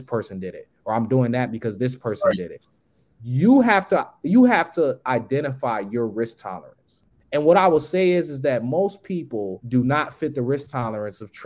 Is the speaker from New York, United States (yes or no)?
yes; Long Island, New York, United States; also born or lived in Buffalo, New York; now in Atlanta, United States; I'm originally from New York, Long Island. I lived in Buffalo as well, too. But I live here in Atlanta.